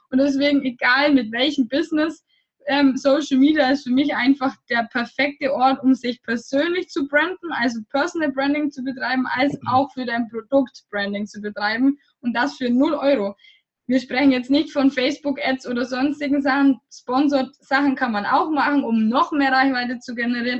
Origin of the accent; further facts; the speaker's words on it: Germany; moved away; ich komme aus Deutschland